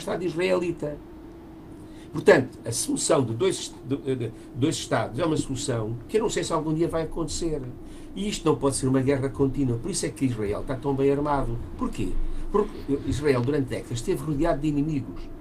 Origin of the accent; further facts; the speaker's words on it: Portugal; eu sou português